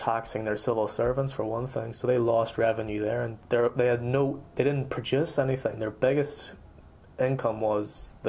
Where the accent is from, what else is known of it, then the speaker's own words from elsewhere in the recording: United States; now in United Kingdom; I'm American, obviously.